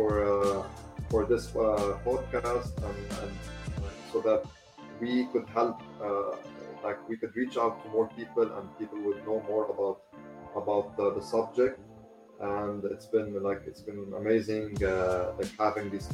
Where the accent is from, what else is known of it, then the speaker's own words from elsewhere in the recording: Lebanon; in my home country, Lebanon.